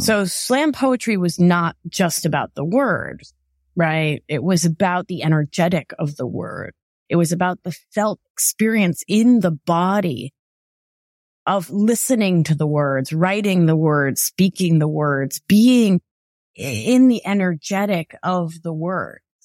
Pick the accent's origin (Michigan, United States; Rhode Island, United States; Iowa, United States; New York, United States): Rhode Island, United States; Providence; moved away; growing up in Providence